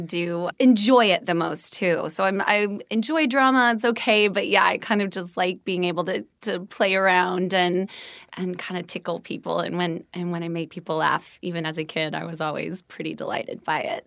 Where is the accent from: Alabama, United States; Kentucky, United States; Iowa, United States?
Iowa, United States; Des Moines; moved away as an adult; also born or lived in Evanston, Illinois; now in Los Angeles, United States; I'm from Des Moines, Iowa